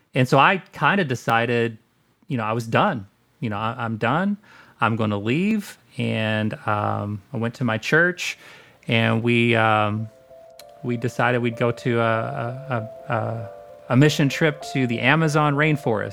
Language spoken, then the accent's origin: English; Southern Indiana, United States; born and raised in Southern Indiana.